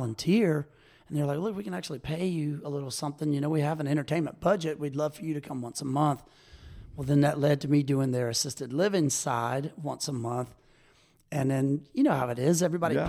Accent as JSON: {"language": "English", "town": "Baton Rouge", "region": "Louisiana", "country": "United States", "moved": "as an adult", "lives_now": "Ocean Springs, United States", "said": "I'm from Baton Rouge, Louisiana, originally"}